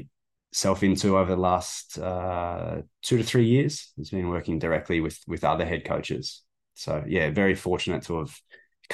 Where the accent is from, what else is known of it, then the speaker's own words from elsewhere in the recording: Melbourne, Victoria, Australia; moved away as an adult; now in Canada; I'm from Australia. I'm from Melbourne